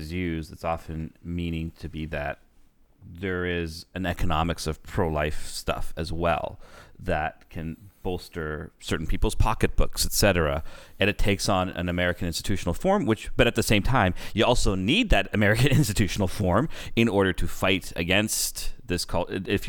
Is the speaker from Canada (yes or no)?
yes; Canada; I'm like, because we're Canadian.